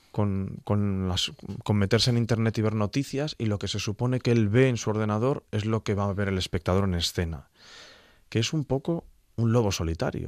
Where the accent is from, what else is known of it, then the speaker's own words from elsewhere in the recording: Gijón, Asturias, Spain; soy de Gijón